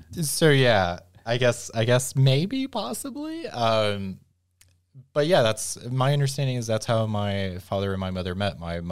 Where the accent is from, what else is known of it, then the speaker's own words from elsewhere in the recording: the South, United States; And I think growing up in the South, that was...